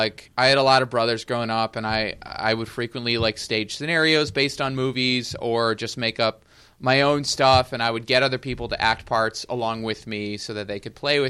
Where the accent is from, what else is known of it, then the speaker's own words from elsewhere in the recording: east of Cleveland, Ohio, United States; moved away; I'm from Ohio originally, actually. Ohio. East of Cleveland. I say that I'm from Cleveland when I'm lazy, but I'm not. I was never a city boy. I grew up in the suburbs and rural areas. I'm used to neighborhoods, you know. I didn't live on a farm, but I knew people who did.